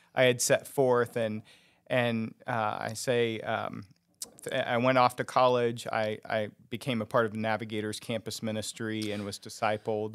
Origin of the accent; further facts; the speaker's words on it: Rose Hill, Kansas, United States; I grew up in, uh, actually Rose Hill, um, is the town I grew up